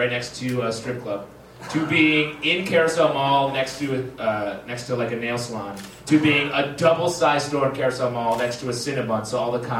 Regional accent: near Syracuse, New York, United States; I grew up near Syracuse, New York

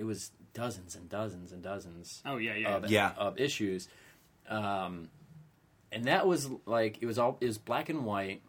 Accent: Ridley Township, Pennsylvania, United States; my hometown, Ridley Township

